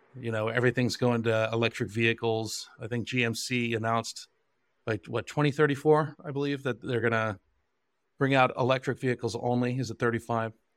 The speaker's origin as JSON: {"language": "English", "town": "Johnstown", "region": "Pennsylvania", "country": "United States", "tie": "born or raised there", "also_born_or_lived": "London, England", "said": "my hometown of Johnstown, Pennsylvania"}